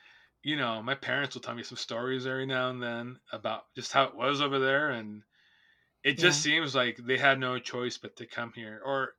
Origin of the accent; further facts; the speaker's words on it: Southern California, United States; also born or lived in Bay Area; I grew up in Southern California my whole life